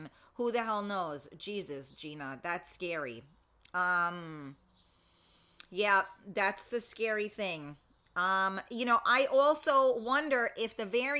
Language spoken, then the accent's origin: English; New York City, New York, United States; I am not from Brooklyn. I'm from the Bronx